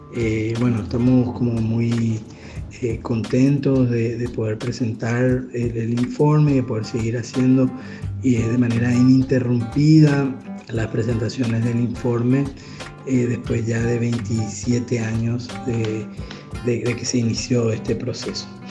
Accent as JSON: {"language": "Spanish", "country": "Paraguay", "said": "nuestro país"}